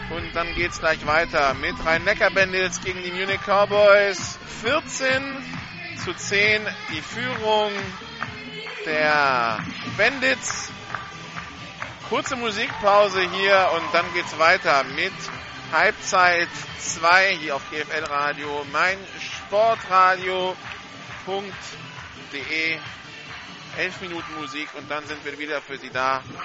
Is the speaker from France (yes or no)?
yes; France; als Franzose